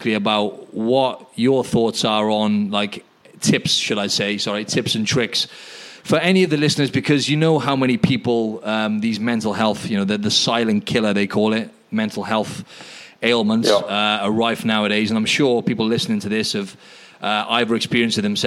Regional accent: United Kingdom; now in Sydney, Australia; in the UK

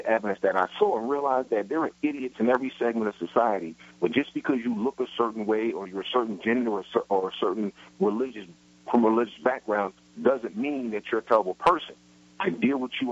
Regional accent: New York City, New York, United States; I grew up in Brooklyn in the projects

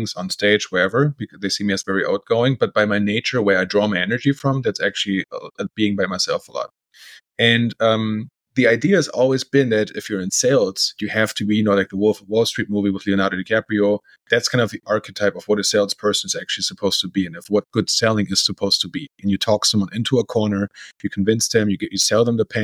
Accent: Bremen, Germany; accent: fake American; English is a second language; moved away as an adult; also born or lived in Berlin, Germany / United States / Portugal; now in Brazil; As you can hear by the accent, I'm also from Germany. I'm from a city called Bremen from the north

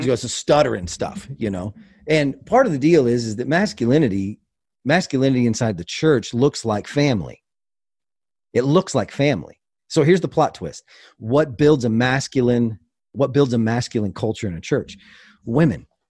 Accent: Kansas, United States; I grew up in Kansas, and, uh, my dad raised wolves

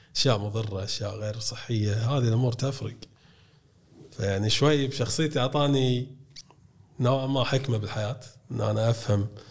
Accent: Kuwait; عندنا بالكويت

